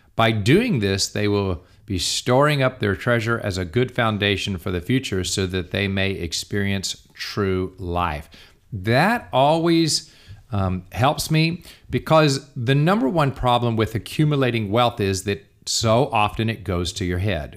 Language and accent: English; United States; I'm an American.